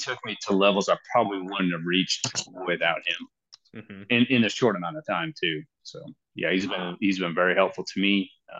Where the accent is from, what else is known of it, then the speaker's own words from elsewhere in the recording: Western Kansas, United States; now in Kannapolis, United States; So I grew up in Western Kansas. Grew up hunting, goose, duck, pheasant, all that stuff.